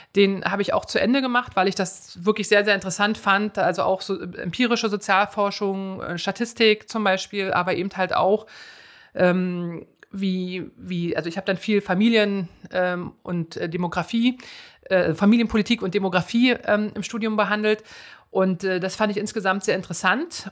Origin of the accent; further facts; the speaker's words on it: Schönefeld, Brandenburg, Germany; also born or lived in Cottbus / Eichwalde; ich bin da nur geboren. Aufgewachsen bin ich aber in Schönefeld bei Berlin.